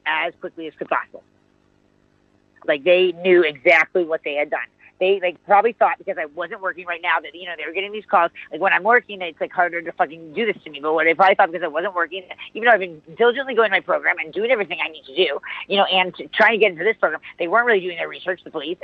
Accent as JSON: {"language": "English", "country": "United States", "said": "I'm an American. I'm a fucking American"}